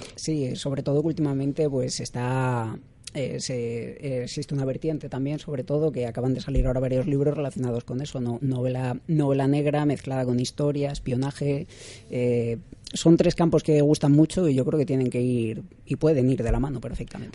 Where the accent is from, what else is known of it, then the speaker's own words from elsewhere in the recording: Madrid, Community of Madrid, Spain; vais a decir que soy gallego, pero no, soy de Madrid